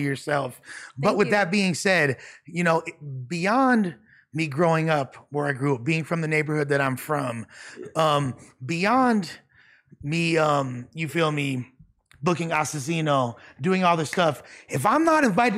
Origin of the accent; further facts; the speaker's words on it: Los Angeles, California, United States; I'm from West LA.